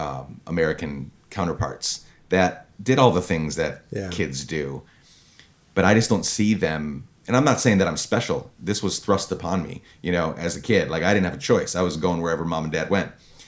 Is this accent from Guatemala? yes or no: yes; Guatemala; born or raised there